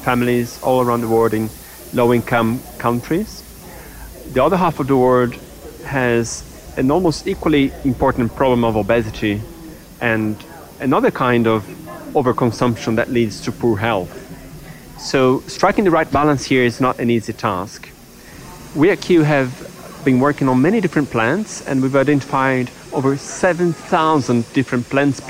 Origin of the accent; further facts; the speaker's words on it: Brazil; moved away; I grew up in Brazil